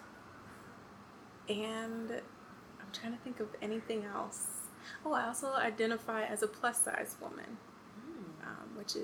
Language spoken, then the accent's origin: English; Athens, Georgia, United States; moved away as an adult; also born or lived in Stamford, Connecticut; now in New York, United States; I am from Athens, Georgia, by way of Stamford, Connecticut